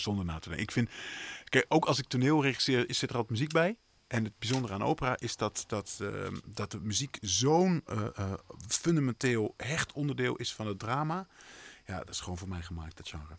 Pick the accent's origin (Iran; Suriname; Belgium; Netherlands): Netherlands; near Bolsward, Friesland; in Bolsward heb je dat is het, stadje vlakbij waar ik vandaan kom